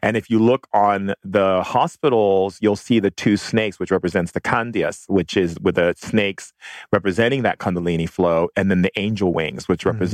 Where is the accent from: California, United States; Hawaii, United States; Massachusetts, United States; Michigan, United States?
Hawaii, United States; I grew up in Hawaii